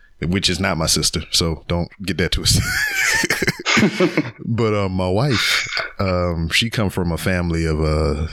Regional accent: Louisiana, United States; moved away; that's where my family is from. We're from Louisiana

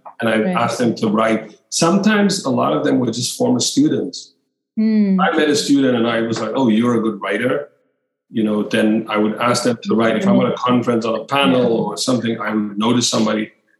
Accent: Cape Town, Western Cape, South Africa; moved away; I'm from Cape Town. I didn't grow up in the West.

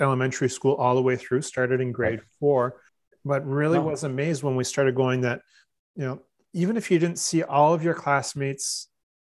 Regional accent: Newmarket, Ontario, Canada; the parish or the town I grew up in Newmarket

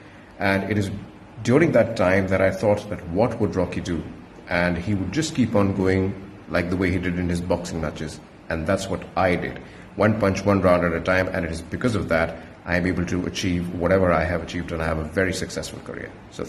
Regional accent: India; I'm from India

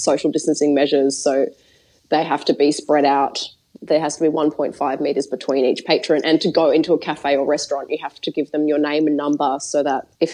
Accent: Australia; moved away; we're both Australian

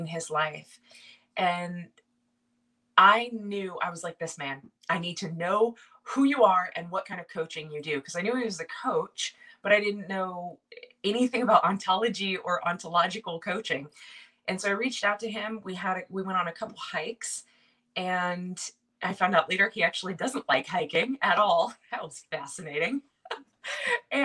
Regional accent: Silicon Valley, Bay Area, California, United States; moved away as an adult; also born or lived in upstate New York; now in New York, United States; I'm from Silicon Valley in the Bay Area, just south of San Francisco

